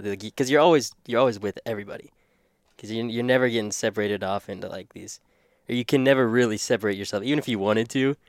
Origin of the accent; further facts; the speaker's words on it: Oklahoma, United States; now in Crofton, United States; I grew up in Oklahoma